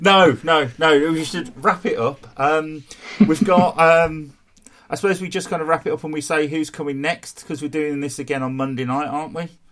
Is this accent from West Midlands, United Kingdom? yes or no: yes; West Bromwich, West Midlands, United Kingdom; accent: Brummie; also born or lived in Sandwell; I was born in West Brom